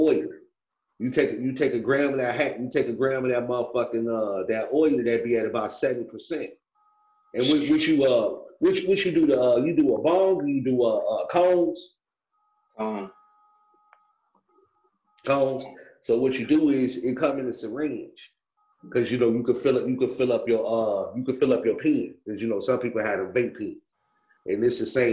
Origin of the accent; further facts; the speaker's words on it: Chicago, Illinois, United States; also born or lived in Orland Park, Illinois; I'm from Chicago